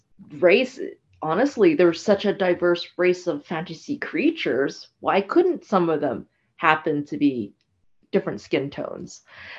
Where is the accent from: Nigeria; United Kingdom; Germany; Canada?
Canada; I'm Canadian born Asian